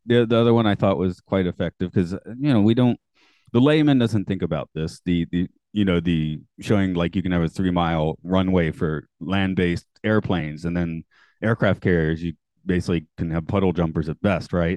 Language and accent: English; Atlanta, Georgia, United States; I'm from Atlanta